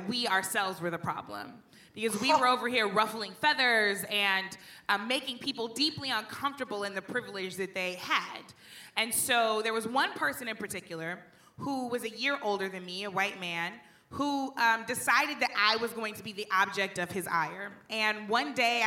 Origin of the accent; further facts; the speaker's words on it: St. Louis, Missouri, United States; I grew up in St. Louis